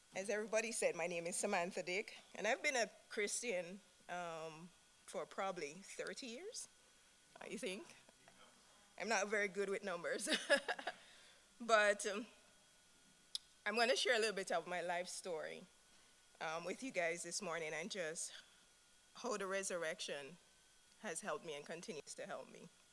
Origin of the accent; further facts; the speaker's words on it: Jamaica; moved away; I'm from Jamaica. My husband and I, Mohinder, are from Jamaica.